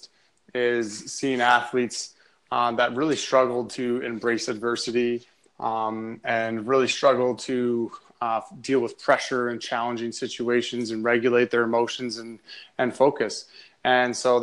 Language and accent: English; North Bay, Ontario, Canada; I come from North Bay, Ontario, which is about 3 hours north of Toronto. And I grew up playing minor hockey there